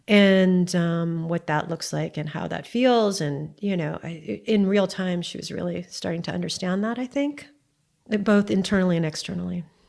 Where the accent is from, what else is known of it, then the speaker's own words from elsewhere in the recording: Hawaii, United States; we both went to the most expensive private school in Hawaii